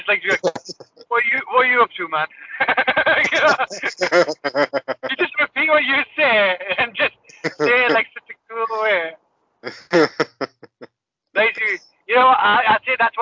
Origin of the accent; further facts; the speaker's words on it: Middlesbrough, North East England, United Kingdom; accent: northern; moved away; I'm like, no, Middlesbrough.